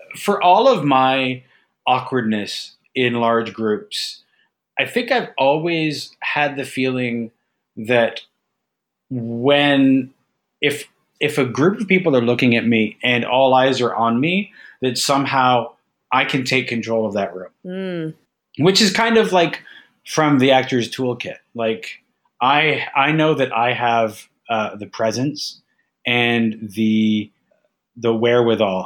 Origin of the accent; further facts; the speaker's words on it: Ajax, Ontario, Canada; moved away as an adult; also born or lived in Mississauga; I moved away from Ajax to Mississauga uh, for just before, like once I finished high school